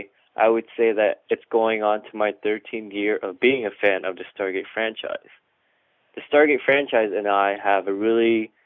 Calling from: Northridge, California, United States; I'm calling from Northridge, California.

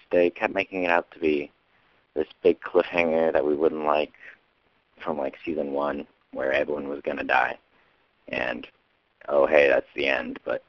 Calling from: Washington, United States; from Washington, and I'm calling about the last episode of Stargate ever.

